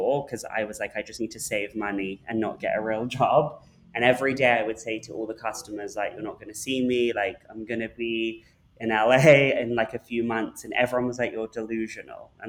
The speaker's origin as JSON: {"language": "English", "region": "London", "country": "United Kingdom", "tie": "born or raised there", "moved": "as an adult", "lives_now": "Los Angeles, United States", "said": "I grew up in London"}